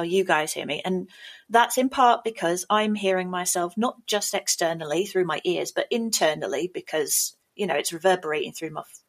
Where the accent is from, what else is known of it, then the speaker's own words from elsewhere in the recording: England, United Kingdom; accent: English; that's my accent